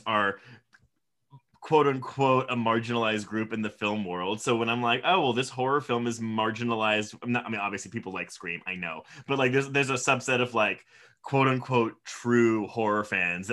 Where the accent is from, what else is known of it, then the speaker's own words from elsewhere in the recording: Houston, Texas, United States; also born or lived in Louisiana; now in Austin, United States; I'm from Louisiana, but I've spent most of my life in Texas. Grew up in Houston, live in Austin, Texas now.